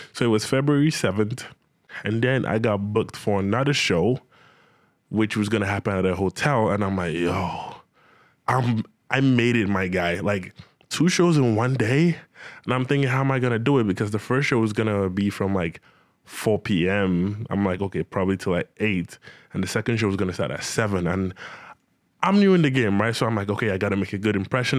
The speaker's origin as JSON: {"language": "English", "country": "Nigeria", "also_born_or_lived": "Benin City, Nigeria", "moved": "as an adult", "lives_now": "Ontario, Canada", "said": "I was still back in Nigeria, my home country"}